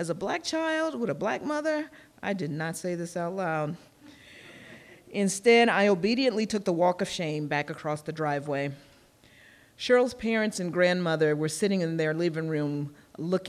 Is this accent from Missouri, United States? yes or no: yes; Kansas City, Missouri, United States; I grew up in Kansas City, Missouri in the 1960s and 1970s